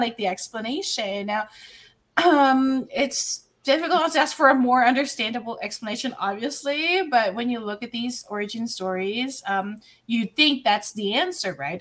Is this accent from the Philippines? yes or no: yes; Philippines; moved away as an adult; also born or lived in Dubai; I'm Filipino